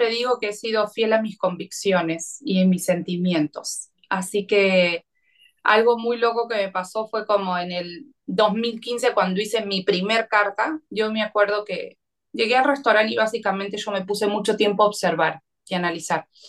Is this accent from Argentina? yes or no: yes; Argentina; algo muy distinto a lo que para nosotros como argentinos estábamos acostumbrados en, nuestra gastronomía quizás más cotidiana.